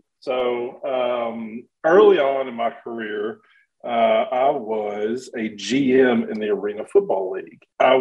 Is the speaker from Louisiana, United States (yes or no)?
yes; Shreveport, Louisiana, United States; I grew up in Shreveport